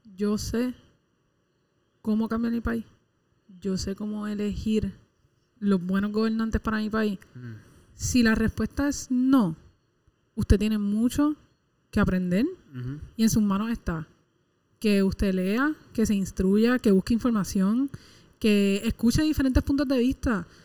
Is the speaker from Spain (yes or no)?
no; Puerto Rico; la gente de este país